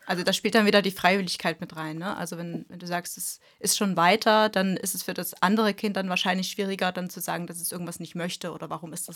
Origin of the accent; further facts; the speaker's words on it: East Germany, Germany; wir kommen ja aus dem Osten